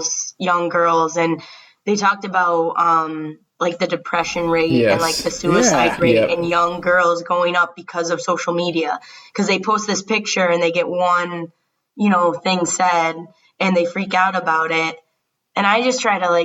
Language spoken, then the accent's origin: English; Western New York, United States; I'm from Western New York